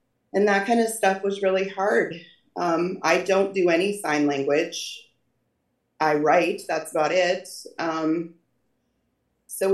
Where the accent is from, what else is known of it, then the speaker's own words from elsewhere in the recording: North Dakota, United States; Born and raised in North Dakota, lived here my whole life.